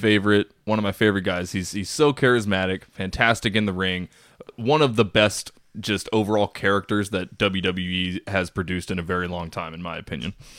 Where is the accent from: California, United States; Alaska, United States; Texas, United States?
Texas, United States; Corpus Christi; now in Austin, United States; I was born in Corpus, so I got nothing but love for Corpus Christi, Texas